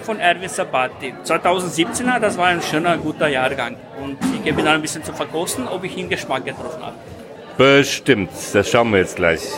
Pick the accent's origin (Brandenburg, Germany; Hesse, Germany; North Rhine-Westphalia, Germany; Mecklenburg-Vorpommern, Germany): Hesse, Germany; als gebürtiger Hesse